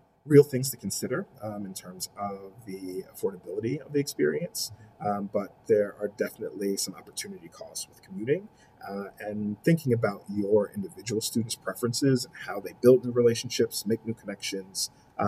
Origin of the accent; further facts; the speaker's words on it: Philadelphia, Pennsylvania, United States; moved away as an adult; now in Buffalo, United States; growing up in Philly